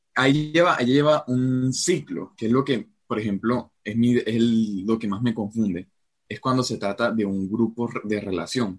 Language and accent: Spanish; Colombia; soy de Colombia